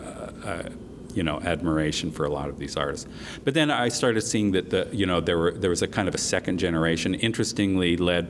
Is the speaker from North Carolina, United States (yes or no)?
no; Salt Lake City, Utah, United States; I am originally from Salt Lake City, Utah, so I am very familiar with the West. And I grew up in the Wasatch Mountains outside of Salt Lake